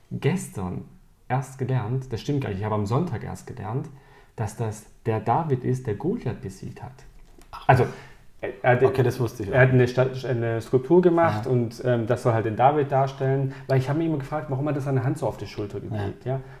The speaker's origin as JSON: {"language": "German", "region": "Calabria", "country": "Italy", "said": "Ich als Italiener, ich war in Mailand, ich war in Verona, ich war in Mailand."}